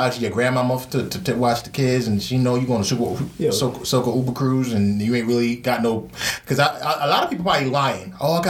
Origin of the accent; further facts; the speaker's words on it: Jamaica; as a Jamaican